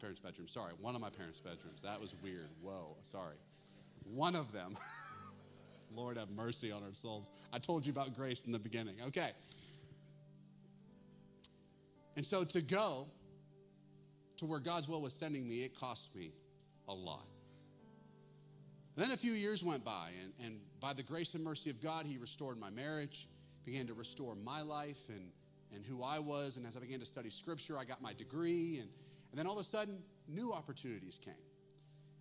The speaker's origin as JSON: {"language": "English", "area": "Western Pennsylvania", "region": "Northeast Ohio", "country": "United States", "tie": "born or raised there", "also_born_or_lived": "Russellville, Arkansas", "moved": "as an adult", "said": "I grew up in Northeast Ohio, Western Pennsylvania"}